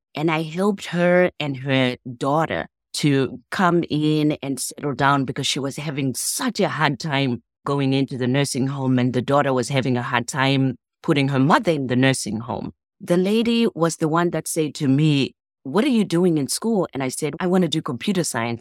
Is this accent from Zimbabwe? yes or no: yes; Zimbabwe; now in United States; I'm from Zimbabwe